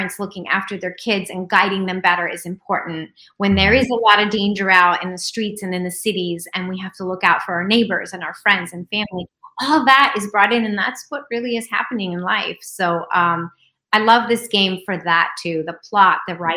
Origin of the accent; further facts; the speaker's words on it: New York City, New York, United States; I was born in Queens, New York